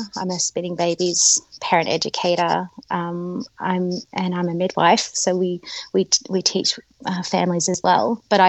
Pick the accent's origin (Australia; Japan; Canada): Australia; moved away as an adult; also born or lived in Manchester, United Kingdom; And I came to Australia in 2007. So I am Australian, but I'm married to an Englishman. And so, yeah, we came back to Australia in 2007